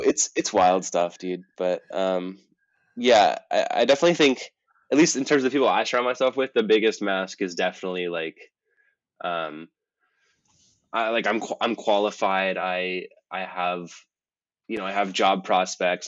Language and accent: English; Marin, California, United States; moved away as an adult; also born or lived in Montana; growing up in Marin